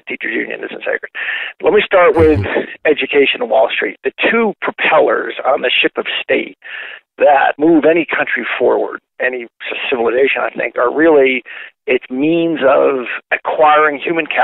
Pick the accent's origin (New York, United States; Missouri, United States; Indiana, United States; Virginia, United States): Indiana, United States; Fort Wayne; now in Sandy, United States; I was born in Fort Wayne, 1962